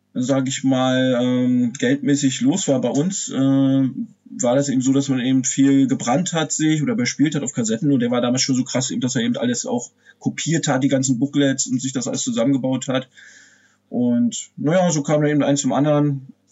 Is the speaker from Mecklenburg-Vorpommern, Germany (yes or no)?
yes; Pomerania, Usedom, Mecklenburg-Vorpommern, Germany; also born or lived in Wolgast area; ich komme ja hier, wie du schon erwähnt hast, aus dem Nordosten von Deutschland, also genau gesagt aus Pommern